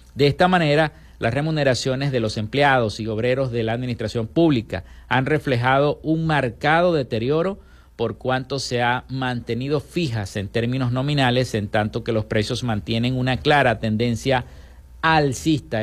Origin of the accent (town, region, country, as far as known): Venezuela